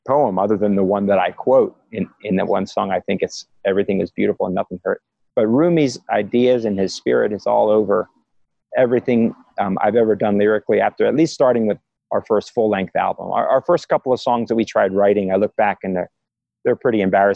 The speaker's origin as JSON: {"language": "English", "town": "Philadelphia", "region": "Pennsylvania", "country": "United States", "tie": "born or raised there", "said": "I was raised in Philadelphia"}